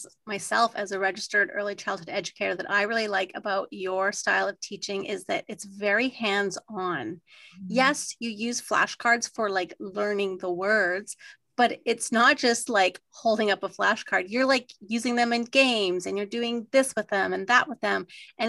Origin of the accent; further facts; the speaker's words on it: Saskatchewan, Canada; I'm from Saskatchewan, so you can't teach a Saskatchewan girl French.